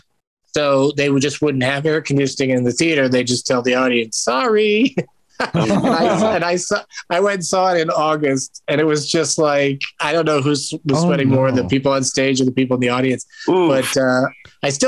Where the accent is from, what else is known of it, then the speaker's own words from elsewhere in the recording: San Diego, California, United States; when I grew up in San Diego.